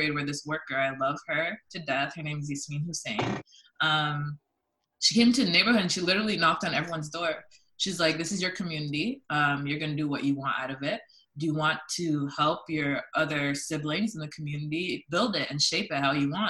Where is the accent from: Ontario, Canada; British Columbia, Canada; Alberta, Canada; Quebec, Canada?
Ontario, Canada; London; also born or lived in Toronto; I grew up in London, Ontario